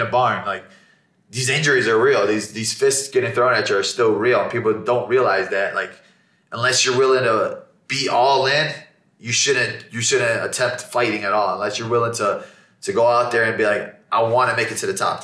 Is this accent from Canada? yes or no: no; Chicago, Illinois, United States; growing up in Chicago in a Muslim household